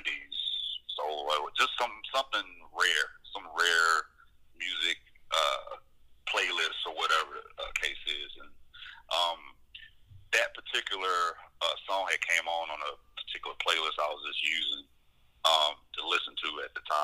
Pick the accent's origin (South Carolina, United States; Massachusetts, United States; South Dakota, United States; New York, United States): South Carolina, United States; Anderson; now in North Carolina, United States; from Anderson, South Carolina, which was pretty much my hometown where I was, like, born and raised